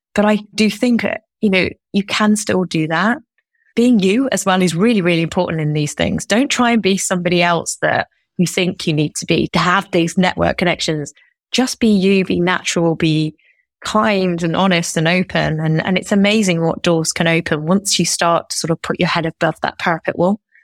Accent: Derby, East Midlands, United Kingdom; moved away; I'm originally from Derby. I'm one of four, and I grew up in a house where my parents both worked

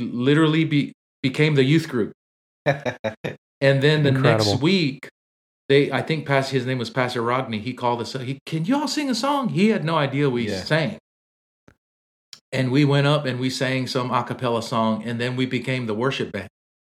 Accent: Samoa; Roby was one of the guys we grew up on in Samoa.

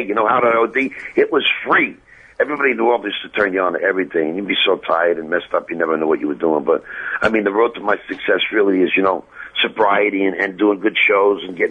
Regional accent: New York City, New York, United States; also born or lived in Berkeley, California; now in Los Angeles, United States; I was born in Manhattan

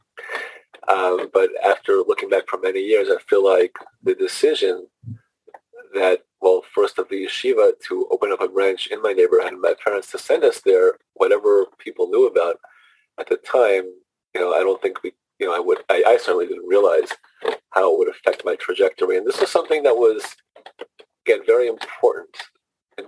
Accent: New York City, New York, United States; moved away as an adult; also born or lived in San Diego / Fort Worth / Miami; now in Huntington, United States; I grew up in Brooklyn, New York, in the neighborhood of called Flatbush

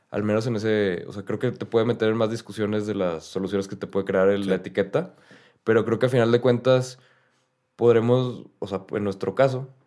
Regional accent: Mexico; un machismo arraigado que tenemos como mexicanos en nuestra cultura desde, desde hace mucho.

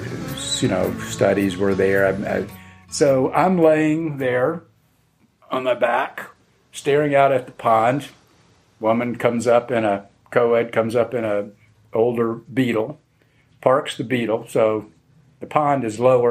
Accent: Atlanta, Georgia, United States; also born or lived in Athens, Georgia; spent the summer in Atlanta, where I'm from Georgia, and at my mother's place

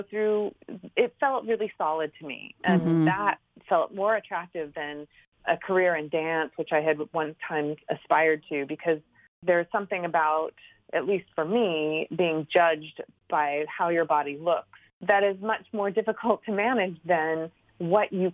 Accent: California, United States; moved away as an adult; also born or lived in New York; I'm from California originally and had moved to the East Coast

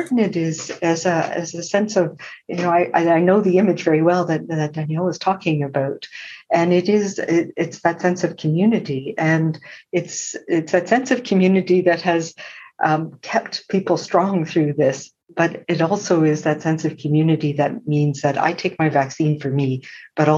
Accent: Prince Edward Island, Canada; now in British Columbia, Canada; I'm a settler, but I grew up in Mi'kmaq territory in Prince Edward Island

